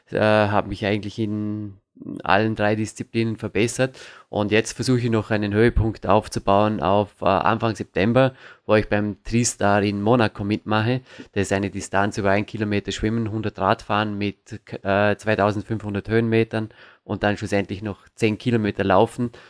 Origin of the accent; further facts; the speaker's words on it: Vorarlberg, Austria; ich komme aus dem Bregenzer Wald. Das ist eine sehr, sehr äh, kernige Gegend, wie man so schön sagen kann.